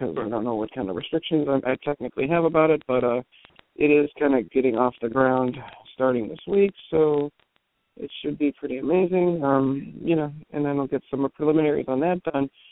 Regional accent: Cleveland, Ohio, United States; moved away; also born or lived in Vermont / New Orleans; I grew up in Cleveland

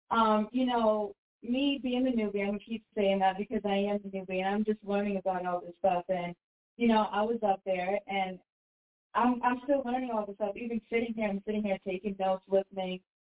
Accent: New Hampshire, United States; You know, I'm from New Hampshire too.

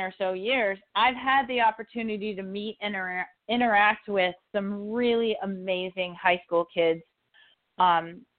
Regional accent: Walpole, New Hampshire, United States; moved away; growing up in New Hampshire

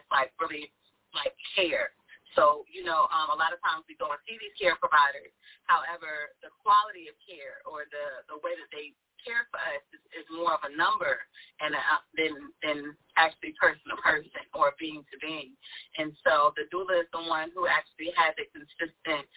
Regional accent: Virginia, United States; moved away as an adult; now in North Carolina, United States; I'm from Virginia, and so I'm in the Hampton Roads area

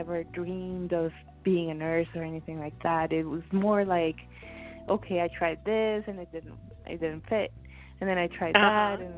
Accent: Bogota, Colombia; now in United States; I came to the United States. I'm originally from South America, Colombia, Bogota, to be more specific

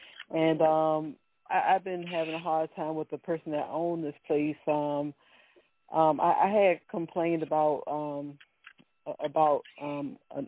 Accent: Virginia, United States; Let's start with a V, like in Virginia, and I am from Virginia.

